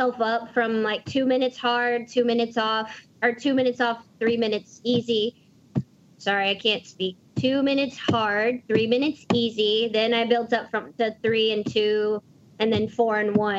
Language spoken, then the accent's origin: English; Dallas, Texas, United States; I'm from Dallas